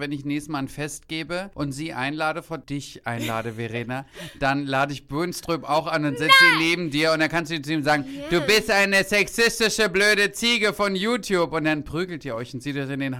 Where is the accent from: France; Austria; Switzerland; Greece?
Greece; Ich bin ja Griechin. Das ist bei mir halbe Portion.